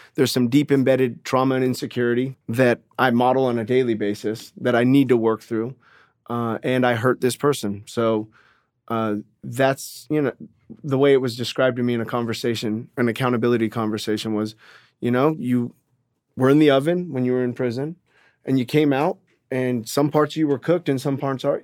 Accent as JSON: {"language": "English", "area": "Orange County", "region": "California", "country": "United States", "tie": "born or raised there", "said": "I grew up in Orange County, California"}